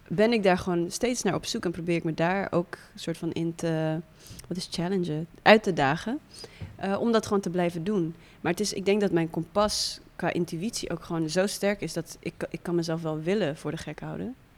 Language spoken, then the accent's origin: Dutch; Netherlands; also born or lived in Windhoek, Namibia; ik groeide op in Nederland